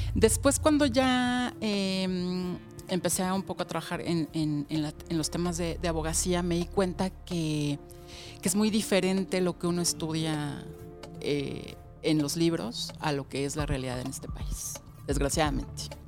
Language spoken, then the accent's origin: Spanish; Mexico City, Mexico; yo nací en la Ciudad de México